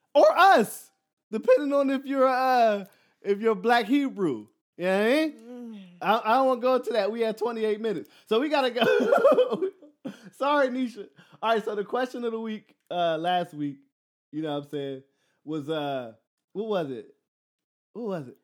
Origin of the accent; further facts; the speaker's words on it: Philadelphia, Pennsylvania, United States; I'm from Philly